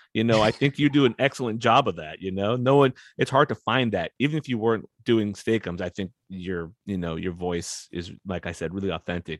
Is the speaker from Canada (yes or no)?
no; West Coast, United States; I grew up on the West Coast.